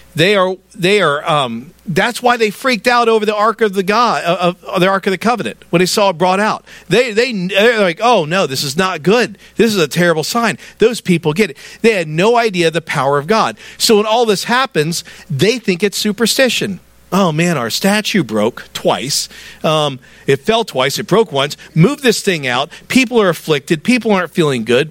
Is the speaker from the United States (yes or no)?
yes; the South, United States; I'm a Southerner.